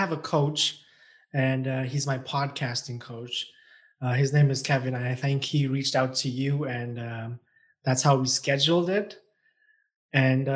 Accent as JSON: {"language": "English", "country": "Pakistan", "tie": "born or raised there", "also_born_or_lived": "China", "moved": "as an adult", "lives_now": "Canada", "said": "I was born in China. I was raised in Pakistan, and I came to Canada in 2010 for my undergraduate, and I've been here since."}